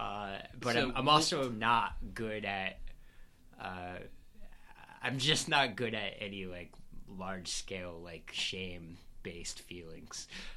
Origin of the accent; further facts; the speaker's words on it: Texas, United States; now in New York, United States; As a Texan, I feel okay here.